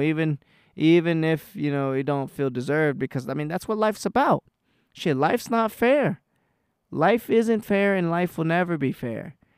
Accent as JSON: {"language": "English", "region": "Texas", "country": "United States", "said": "I'm from Texas"}